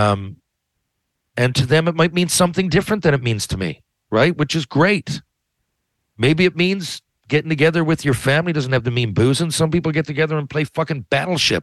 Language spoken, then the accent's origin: English; Newfoundland and Labrador, Canada; being at home in Newfoundland